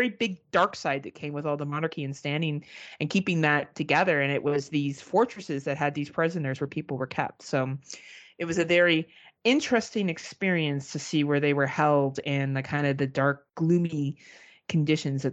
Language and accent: English; Canada; As a Canadian